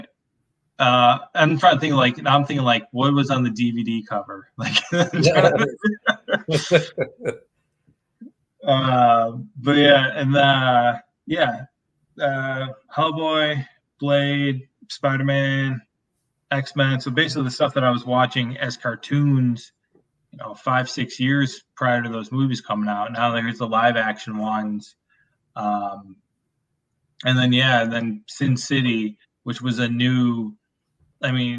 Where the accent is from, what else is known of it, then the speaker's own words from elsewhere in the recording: upper Midwest, United States; it's like a very Midwest thing, like upper Midwest